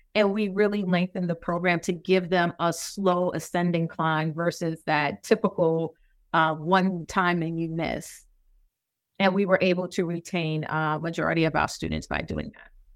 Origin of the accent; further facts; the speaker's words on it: New York City, New York, United States; moved away; I'm from New York City, so contrast and the accent